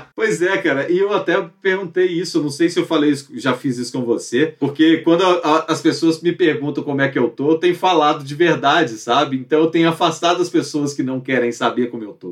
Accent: Pará de Minas, Minas Gerais, Brazil; moved away as an adult; also born or lived in Belo Horizonte

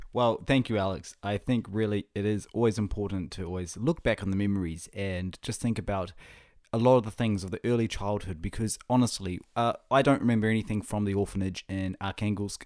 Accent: Whangarei, Northland, New Zealand; now in Auckland, New Zealand; my hometown up, up north of Northland, of, uh, New Zealand

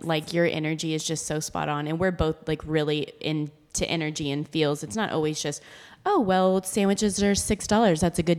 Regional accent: Austin, Texas, United States; Like it, we're from Austin.

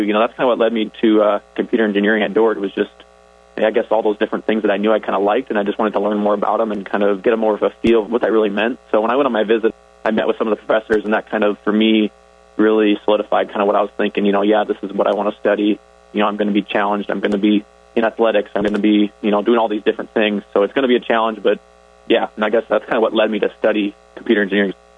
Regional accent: Orange City, Iowa, United States; I grew up in Orange City, so I was right in the neighborhood.

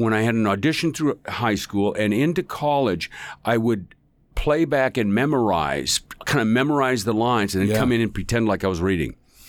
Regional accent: Northwest, United States; But, you know, I grew up in the Northwest, and he's from Utah. So I understand the dialect.

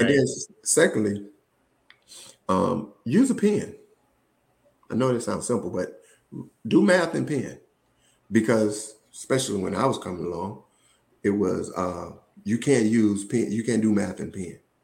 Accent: Woodland, Georgia, United States; moved away as an adult; also born or lived in Atlanta, Georgia; I'm originally from Woodland, Georgia, small town outside of uh, Columbus, Georgia, between Columbus and Macon.

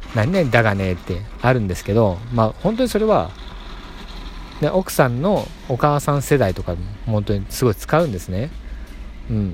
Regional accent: Nagoya, Aichi, Japan; accent: Nagoya dialect; 僕名古屋なんですけどこれが標準語だと思ってるんですけど

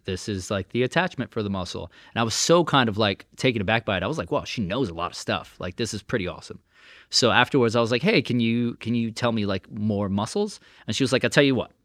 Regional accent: New York City, New York, United States; I'm born and raised in Brooklyn

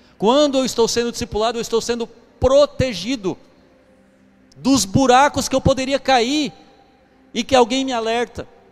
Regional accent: Brazil; Eu sou brasileiro

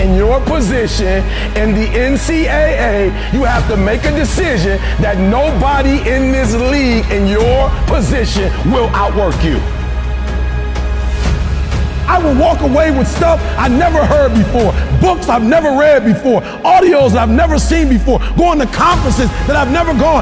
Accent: Detroit, Michigan, United States; I'm from Detroit, homeless. Mama got pregnant with me at 17 years old

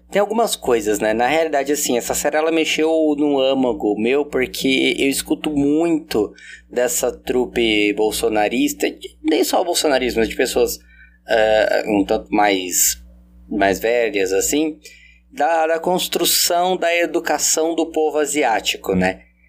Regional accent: interior of São Paulo, Brazil; pra mim que sou do interior de São Paulo

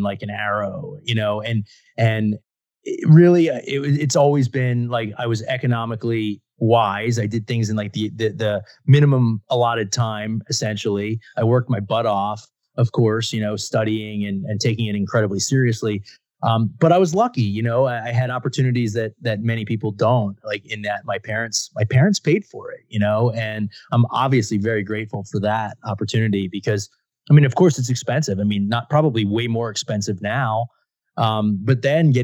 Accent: Philadelphia, Pennsylvania, United States; I grew up in the Philadelphia area

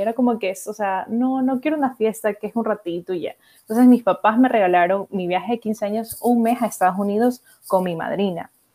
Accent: Guayaquil, Guayas, Ecuador; moved away as an adult; also born or lived in Galápagos; now in Spain; vivir viví en Guayaquil

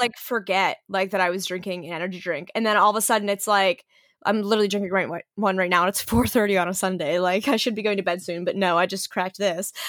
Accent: Western Pennsylvania, United States; moved away as an adult; also born or lived in Philadelphia; I grew up in Western P

